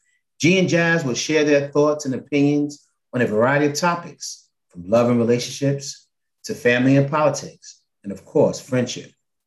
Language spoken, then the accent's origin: English; New York City, New York, United States; We grew up in Manhattanville Projects together